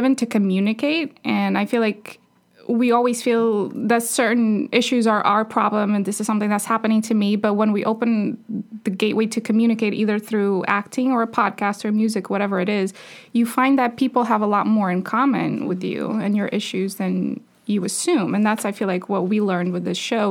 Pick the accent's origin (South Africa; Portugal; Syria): Portugal; moved away as an adult; now in New York, United States; I'm originally from Portugal, and I decided to come to New York for acting